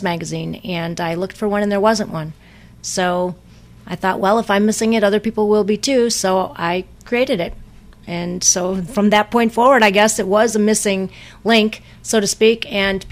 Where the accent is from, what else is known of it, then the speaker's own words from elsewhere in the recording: Wisconsin, United States; moved away as an adult; also born or lived in Ann Arbor, Michigan; now in Chicago, United States; I grew up on a small lake in Wisconsin